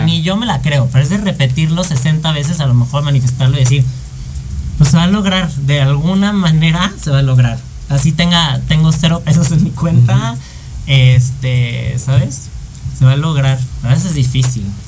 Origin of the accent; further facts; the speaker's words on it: Mexico; also born or lived in France; extraño mucho mi país y yo la quiero armar en mi país, que sé, que amo y que sé cómo funciona